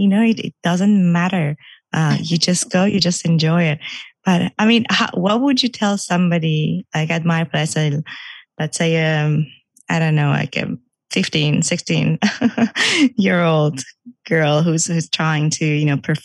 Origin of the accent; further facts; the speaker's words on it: Iran; moved away; I used to actually do competitive swimming back in Iran. I'm from Iran